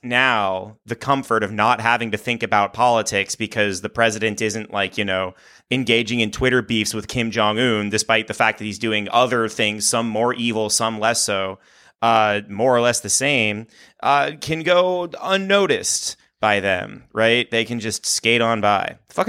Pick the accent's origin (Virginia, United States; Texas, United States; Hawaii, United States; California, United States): Hawaii, United States; I grew up in Hawaii, technically.